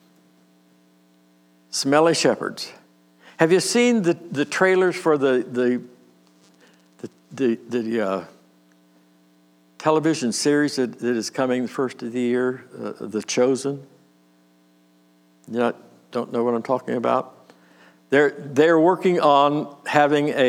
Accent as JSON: {"language": "English", "town": "Nelsonville", "country": "United States", "tie": "born or raised there", "also_born_or_lived": "Warren, Pennsylvania", "said": "We moved to Nelsonville when I was 8."}